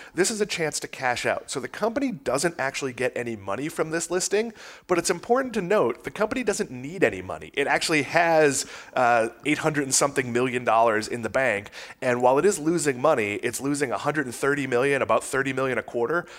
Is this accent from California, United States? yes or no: no; Massachusetts, United States; I grew up in Massachusetts